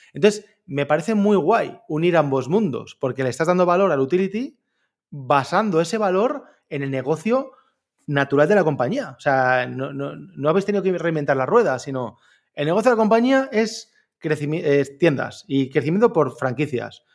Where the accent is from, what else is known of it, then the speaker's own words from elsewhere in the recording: Orihuela, Valencian Community, Spain; yo soy de Orihuela, un pueblo entre Alicante y Murcia